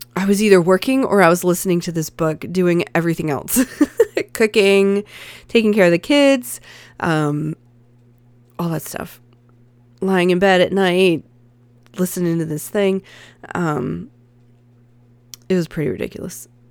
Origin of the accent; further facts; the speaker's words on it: the American South, United States; I'm a Southerner